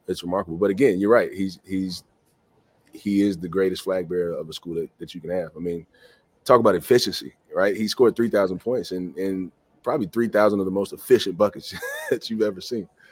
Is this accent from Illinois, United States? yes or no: no; Mississippi, United States; moved away; I grew up in the South, and I was only really familiar with the SEC